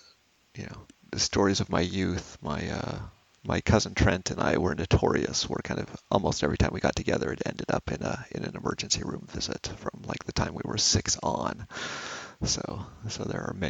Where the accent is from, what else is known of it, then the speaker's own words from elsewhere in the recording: between Renton and Issaquah, Washington, United States; Halfway between Renton and Issaquah in Washington State